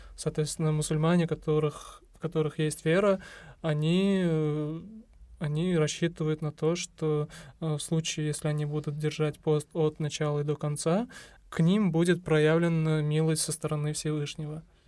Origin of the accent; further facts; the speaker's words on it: Uzbekistan; Мы, узбеки, естественно, предпочитаем разговляться